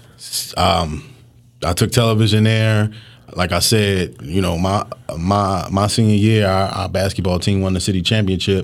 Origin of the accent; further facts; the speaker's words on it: Philadelphia, Pennsylvania, United States; I'm mostly from Knightstown and Hunting Park